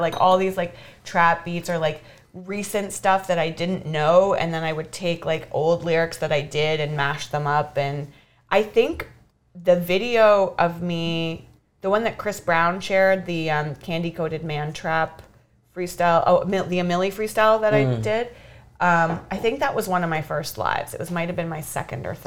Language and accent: English; Canada; I'm Canadian